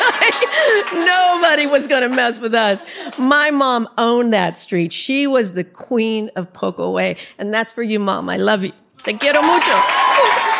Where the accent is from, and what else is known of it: San Jose, California, United States; born or raised there; also born or lived in Orlando, Florida